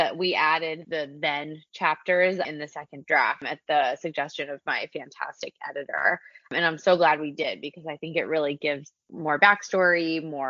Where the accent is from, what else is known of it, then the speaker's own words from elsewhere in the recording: Tri-State area, Northeast, United States; I'm from the Tri-State area.